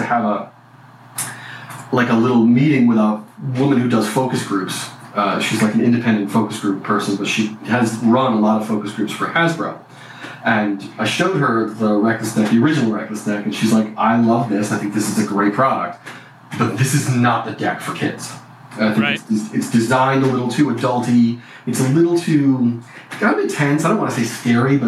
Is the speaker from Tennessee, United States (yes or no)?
no; Bristol, Rhode Island, United States; moved away as an adult; also born or lived in Syracuse, New York / Santa Cruz, California / San Francisco Bay Area; I grew up in Rhode Island, actually. I grew up in Rhode Island in a town called Bristol.